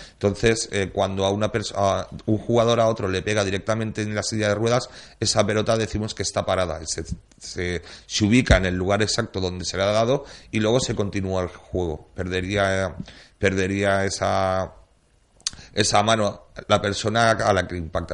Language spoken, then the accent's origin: Spanish; Valencian Community, Spain; como valencianos que somos